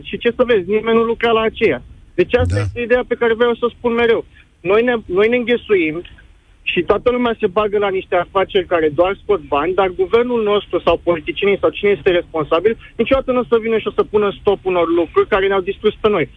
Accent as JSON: {"language": "Romanian", "town": "Constanța", "region": "Constanța County", "country": "Romania", "moved": "as an adult", "lives_now": "England, United Kingdom", "said": "am 23 de ani, sunt din Constanța și am trăit un enof în Anglia în ultimii patru"}